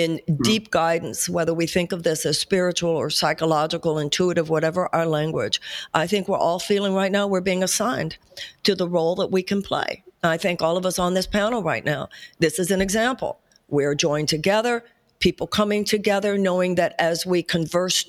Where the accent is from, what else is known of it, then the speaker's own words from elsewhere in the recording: United States; as an American